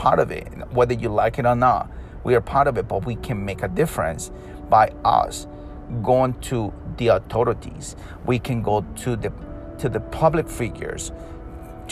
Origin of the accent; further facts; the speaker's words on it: Peru; I'm from Peru